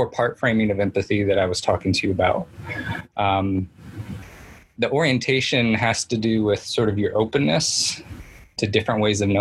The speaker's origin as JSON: {"language": "English", "region": "Indiana", "country": "United States", "said": "I'm from Indiana"}